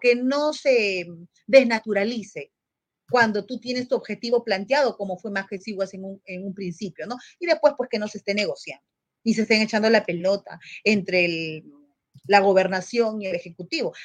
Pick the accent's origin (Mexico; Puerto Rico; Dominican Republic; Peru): Peru; Es mi país, es mi Perú